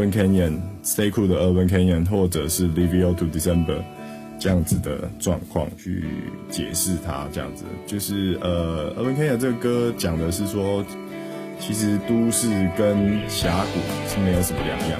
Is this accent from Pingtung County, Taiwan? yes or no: no; Taipei, Taiwan; 我想我应该是来自台北的天母。天母其实是一个蛮特别的地方，就是这里有非常多外国人